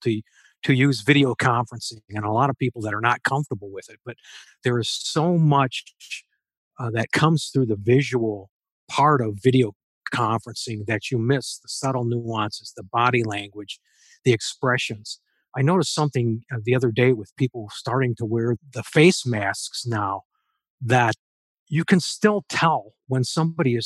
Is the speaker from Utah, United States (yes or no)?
no; Allen Park, Michigan, United States; I grew up there near the Big Tire in Allen Park, lifelong Detroit resident.